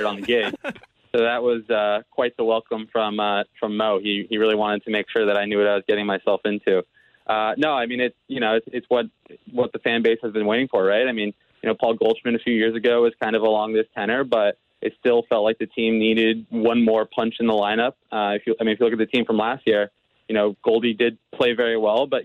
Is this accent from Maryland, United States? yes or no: yes; D.C., Maryland, United States; I'm originally from the Washington, D.C. area, from Maryland, right outside. Very proud Marylander